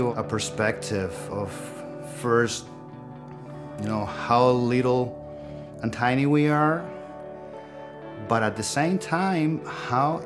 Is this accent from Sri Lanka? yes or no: no; Spain; now in Sunnyvale, United States; I was born in Spain and now I live in Sunnyvale, California.